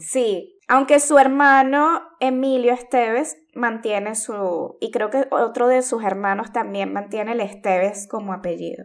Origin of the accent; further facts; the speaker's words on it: Venezuela; como decimos en Venezuela.